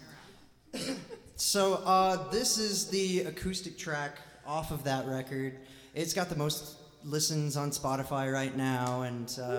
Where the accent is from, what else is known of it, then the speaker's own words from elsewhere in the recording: Jacksonville, Illinois, United States; also born or lived in St. Louis; I recently lived in St. Louis for a little bit and then I moved back home to my hometown of Jacksonville, Illinois.